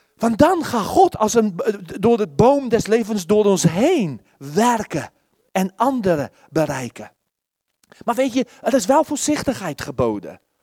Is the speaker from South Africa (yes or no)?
yes; South Africa; Dutch is a second language; now in Netherlands; ik kom uit Zuid-Afrika